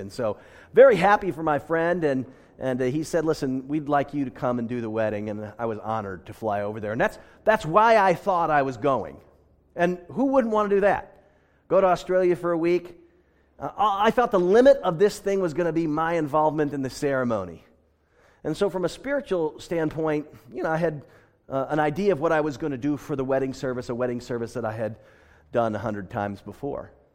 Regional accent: United States; now in Pasadena, United States; I am an American

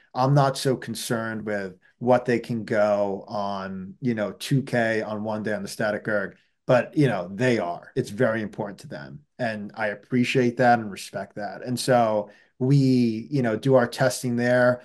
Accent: New York City, New York, United States; moved away as an adult; now in Hanover, United States; I grew up, you know, right in the heart of Manhattan

